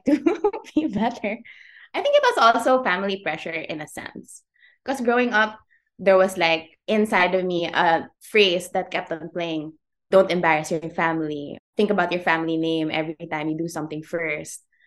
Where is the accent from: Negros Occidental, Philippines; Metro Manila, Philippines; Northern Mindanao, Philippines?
Northern Mindanao, Philippines; Iligan; also born or lived in Manila; I was born in Manila, raised in Iligan, so that's in Lanao del Norte.